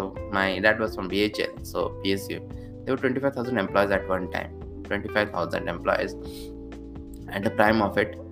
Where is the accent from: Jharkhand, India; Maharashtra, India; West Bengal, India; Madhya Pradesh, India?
Madhya Pradesh, India; Bhopal; moved away as an adult; now in Bhopal, India; 2 years in my hometown of Bhopal